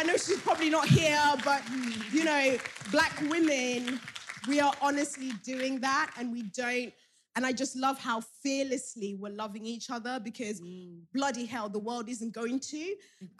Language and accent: English; Lowestoft, East of England, United Kingdom; I'm from Lowestoft. Nobody knows where that is.